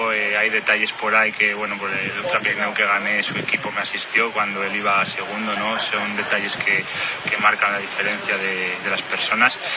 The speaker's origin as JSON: {"language": "Spanish", "town": "León", "region": "Castile and León", "country": "Spain", "said": "soy de León, allí las temperaturas en invierno son frías, el invierno es duro porque nieva, hay humedad, llueve"}